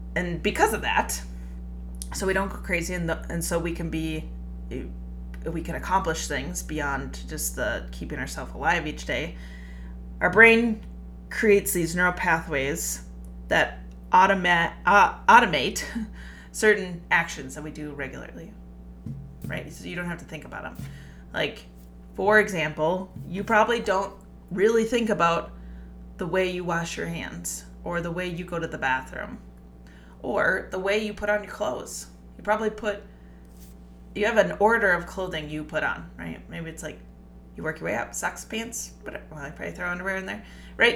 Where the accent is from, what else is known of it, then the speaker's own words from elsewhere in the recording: Minnesota, United States; I am Minnesotan